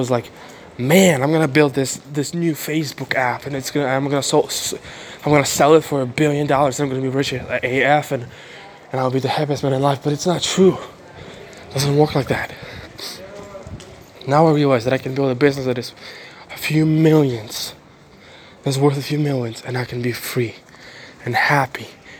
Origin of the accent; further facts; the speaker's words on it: Ukraine; English is a second language; now in Bulgaria; I'm from Ukraine, live in Bulgaria.